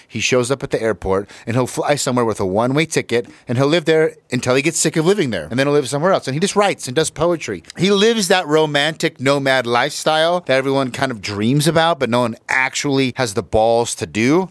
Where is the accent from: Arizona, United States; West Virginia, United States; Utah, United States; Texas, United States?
Utah, United States; I am from Utah